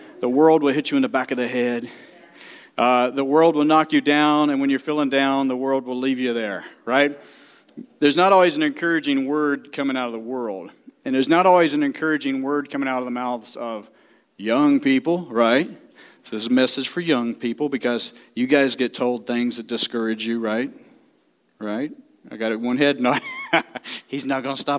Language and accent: English; the South, United States; I'm from the South